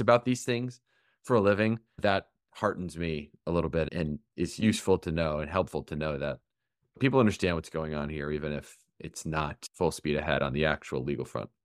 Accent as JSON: {"language": "English", "region": "Michigan", "country": "United States", "tie": "born or raised there", "moved": "yes", "said": "Michigan, my home state"}